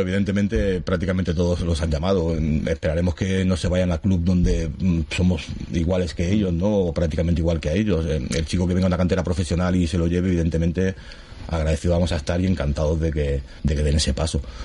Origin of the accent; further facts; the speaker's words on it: Gavà, Catalonia, Spain; yo soy gabanés, yo nacido aquí, yo soy del Gabá